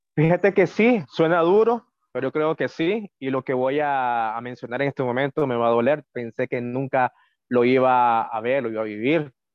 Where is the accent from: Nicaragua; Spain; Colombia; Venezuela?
Nicaragua; Managua; accent: Managua; moved away as an adult; now in San José, Costa Rica; soy nica, soy nacido en Managua. Es que tu acento no es el mismo que yo conozco, porque no tenemos el mismo, el centro matagalpino diferente, el esteliano es diferente, el chileno negano es diferente, y nuestro acento en Managua es más rápido y nos comemos más la S